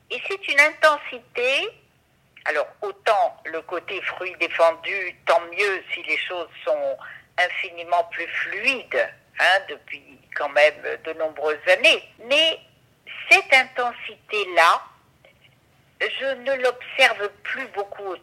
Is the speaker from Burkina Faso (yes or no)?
no; Morocco; moved away as an adult; je suis orientale, comme vous savez, puisque je suis marocaine et j'y ai vécu 22 ans. Je suis marocaine